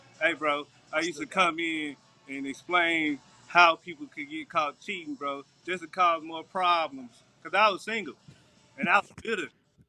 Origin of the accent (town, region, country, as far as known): Memphis, Tennessee, United States; now in Orlando, United States